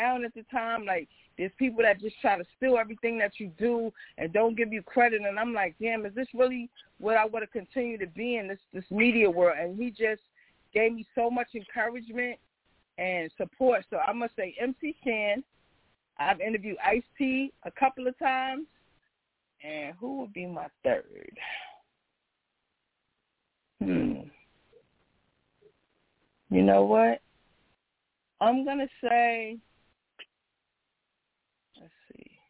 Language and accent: English; New York City, New York, United States; I'm from Southside Jamaica, Queens.